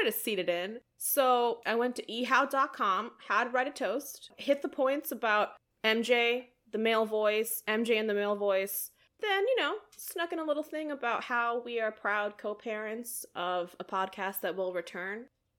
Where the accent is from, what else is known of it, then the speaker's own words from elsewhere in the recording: India; As an Indian, as an extrovert, as a task-oriented person, and as somebody who just really enjoys being helpful, I came alive that day.